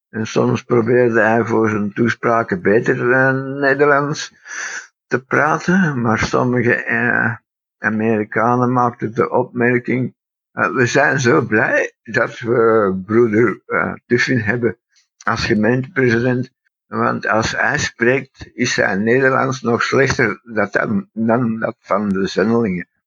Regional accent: Antwerp, Flanders, Belgium; En uiteindelijk ben ik dus in, eh, Antwerpen geboren. Ehm, ik ben als Brit geboren en, eh, groot gebracht

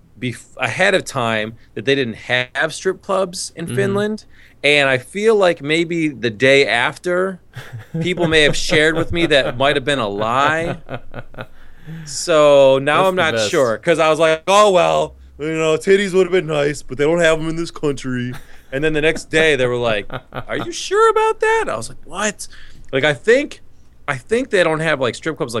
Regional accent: New York, United States; moved away; where we grew up in New York

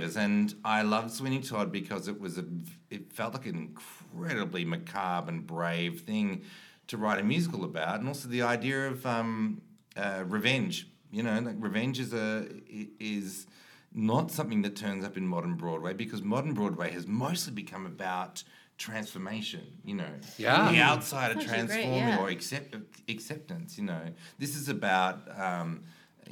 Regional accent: Melbourne, Victoria, Australia; moved away as an adult; I grew up in Victoria, which is one southeastern state of Australia

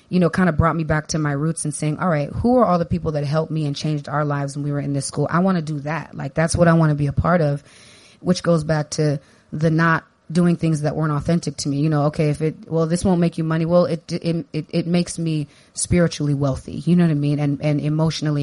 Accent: San Diego, California, United States; I grew up in Southeast San Diego

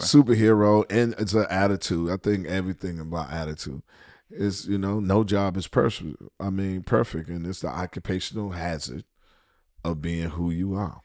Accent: Washington, District of Columbia, United States; moved away as an adult; also born or lived in Atlanta; D C, my hometown

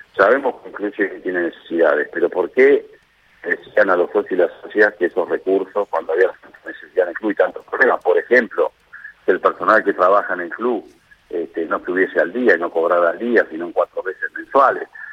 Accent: Lomas de Zamora, Buenos Aires Province, Argentina; yo soy nacido y criado en Loma de nací en el Hospital Público Gandulfo

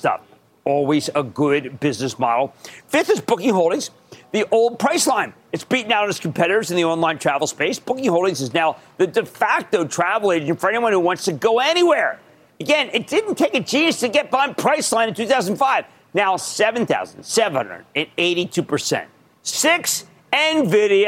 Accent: Philadelphia, Pennsylvania, United States; also born or lived in New Hope, Pennsylvania; I'm from Philadelphia

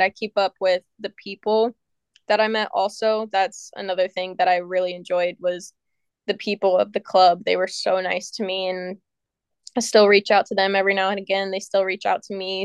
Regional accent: United States; I'm an American

